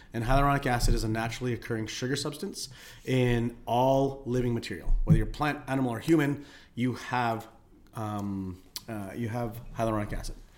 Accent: Philippines; now in Calgary, Canada; I'm Filipino.

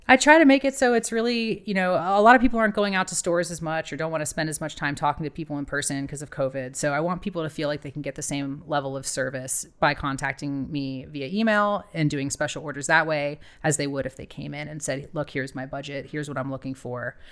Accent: Ohio, United States; moved away as an adult; also born or lived in Miami, Florida / Cadiz, Spain / Australia / New Zealand; I'm from Ohio originally

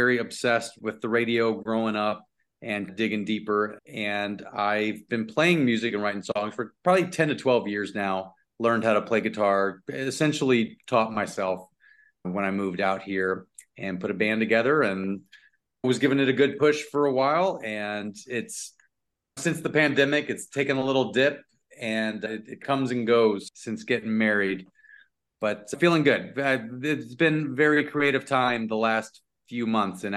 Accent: Lafayette, Louisiana, United States; moved away as an adult; also born or lived in Jennings, Louisiana / Natchitoches, Louisiana / Chicago; now in California, United States; I grew up between Lafayette and Lake Charles, Louisiana.

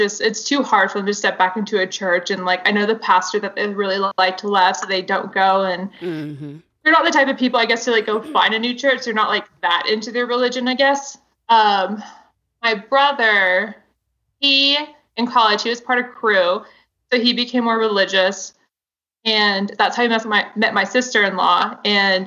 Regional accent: the South, United States; I grew up in the South.

